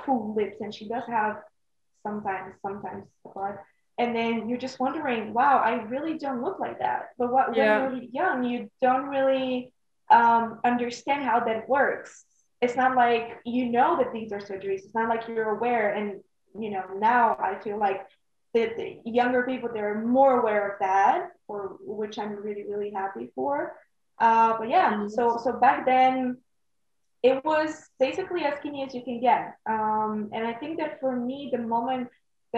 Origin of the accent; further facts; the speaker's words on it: Bulgaria; moved away as an adult; also born or lived in Netherlands; I am from Bulgaria